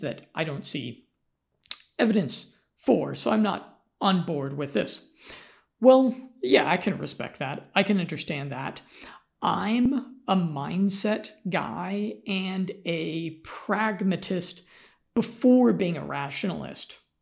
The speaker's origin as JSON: {"language": "English", "country": "United States", "said": "I'm American"}